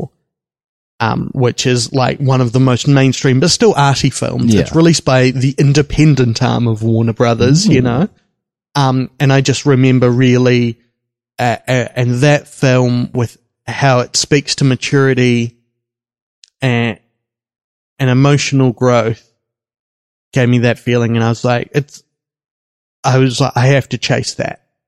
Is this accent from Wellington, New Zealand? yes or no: yes; Wellington, New Zealand; I grew up in Wellington